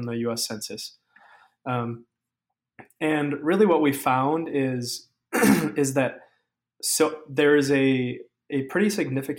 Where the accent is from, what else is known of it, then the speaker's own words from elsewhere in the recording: Minnesota, United States; I was born and raised in Minnesota